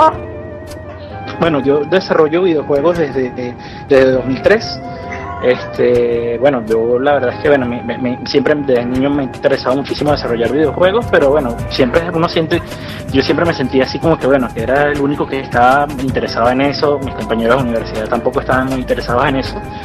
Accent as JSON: {"language": "Spanish", "country": "Venezuela", "said": "nosotros como venezolanos o como latinoamericanos"}